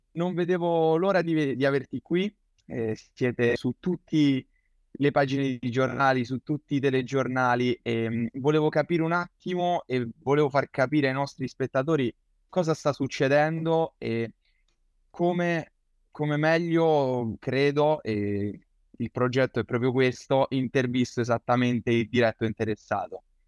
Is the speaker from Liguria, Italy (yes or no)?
no; Rome, Lazio, Italy; sono di Roma.